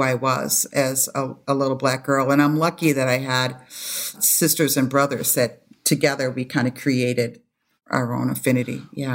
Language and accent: English; Madison, Wisconsin, United States; also born or lived in Toronto, Canada; now in Minneapolis, United States; I was born in Toronto, Canada. moved to the States when I was a baby, and we moved to Madison, Wisconsin